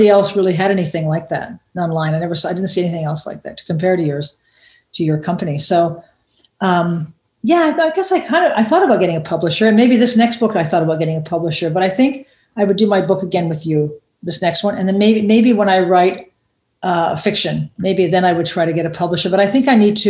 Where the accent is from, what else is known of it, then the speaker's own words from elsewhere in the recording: United States; moved away as an adult; now in Germany; being an American person and being a gay person living in a little tiny, we live in a tiny town, 12,000 people